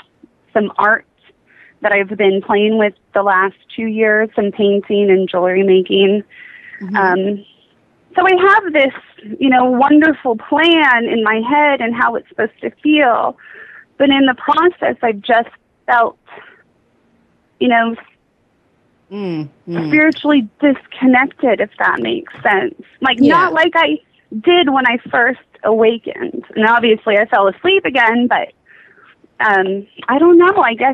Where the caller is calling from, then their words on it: Oklahoma, United States; I'm calling from Oklahoma.